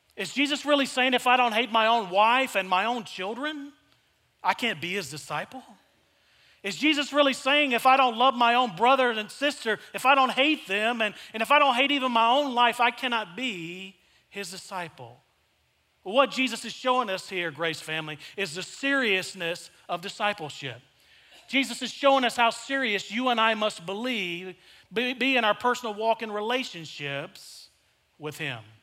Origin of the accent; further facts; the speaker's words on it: El Dorado, Arkansas, United States; I grew up in South Arkansas in a small town called El Dorado, Arkansas